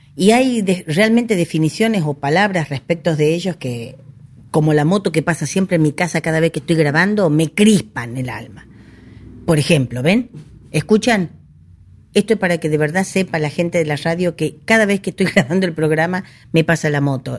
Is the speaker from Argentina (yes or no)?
yes; Argentina; es mi deber como argentina, como patriota